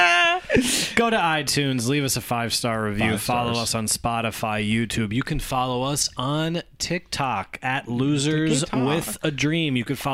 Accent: Bridgeport, Connecticut, United States; in our hometown of Bridgeport, Connecticut.

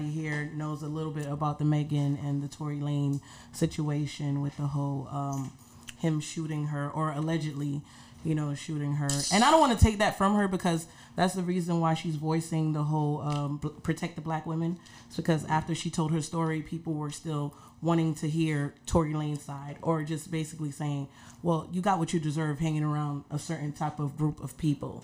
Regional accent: New York City, New York, United States; I'm from Brooklyn

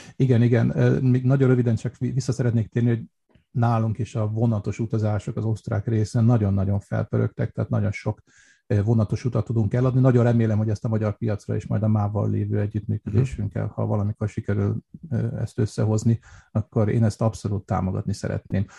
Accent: Budapest, Hungary; also born or lived in Vienna, Austria; now in Austria; mert Budapesten nőttem föl

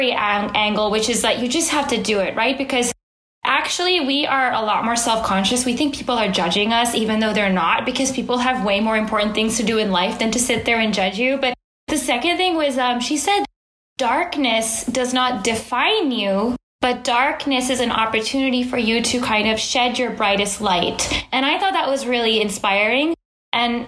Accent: Bay Area, California, United States; as a kid growing up in the Bay Area, which is in beautiful Silicon Valley in California

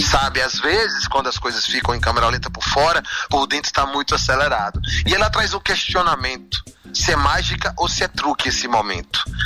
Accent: Senhor do Bonfim, Bahia, Brazil; also born or lived in Feira de Santana; eu vivi em Senhor do Bonfim, nasci em Feira de Santana, mas vivi muito a parte da minha vida em Senhor do Bonfim.

